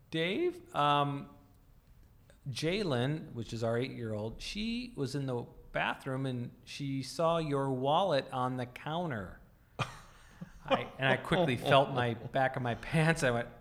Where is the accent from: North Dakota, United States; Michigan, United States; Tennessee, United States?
North Dakota, United States; now in Chicago, United States; I grew up in North Dakota.